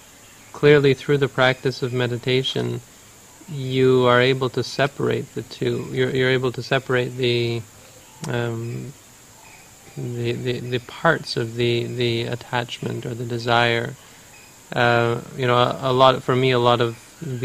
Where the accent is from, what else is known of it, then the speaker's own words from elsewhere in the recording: Canada; also born or lived in United States; I'm from Canada